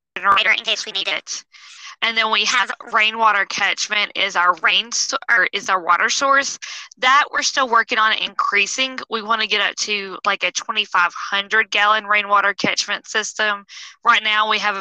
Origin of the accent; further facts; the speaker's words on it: Georgia, United States; moved away as an adult; now in South Carolina, United States; Originally, we're from Georgia